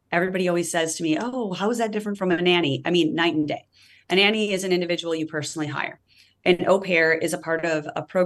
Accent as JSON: {"language": "English", "region": "Midwest", "country": "United States", "tie": "born or raised there", "moved": "yes", "lives_now": "Redwood City, United States", "said": "I grew up in the Midwest"}